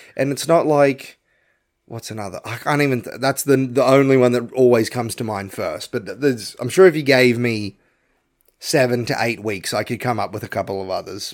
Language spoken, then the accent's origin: English; Australia; I'm an Aussie